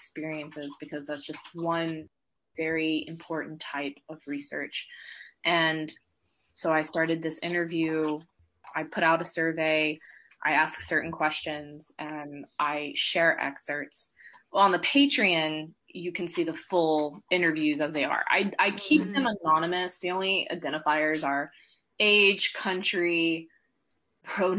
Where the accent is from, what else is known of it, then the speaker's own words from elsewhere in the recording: Georgia, United States; moved away as an adult; I grew up in Georgia, in the US